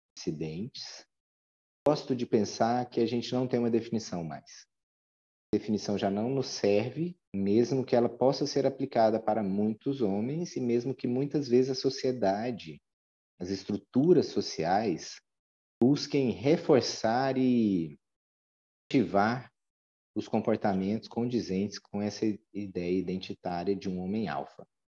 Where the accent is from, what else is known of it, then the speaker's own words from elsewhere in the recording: Goiânia, Goiás, Brazil; hoje eu resido em Goiânia, que é a cidade natal da minha mãe, mas onde eu me criei a partir dos três anos até terminar a faculdade